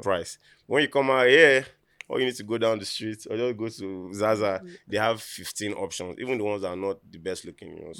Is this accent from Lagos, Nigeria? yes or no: yes; Lagos, Nigeria; I, being from Nigeria